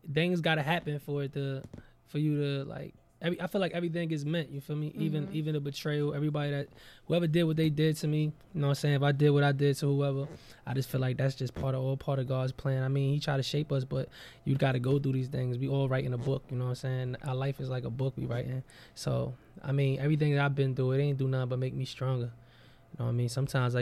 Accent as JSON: {"language": "English", "town": "Jersey City", "region": "New Jersey", "country": "United States", "said": "I'm from Jersey. Jersey City, New Jersey, Marion Projects."}